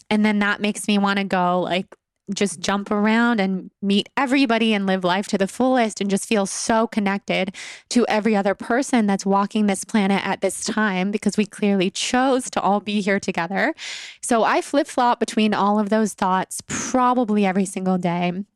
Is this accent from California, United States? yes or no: yes; Sacramento, California, United States; also born or lived in Los Angeles / New York / Italy; I have been a California girl, born and raised. I was born in Sacramento, California, and then I moved to Los Angeles for college in two thousand nine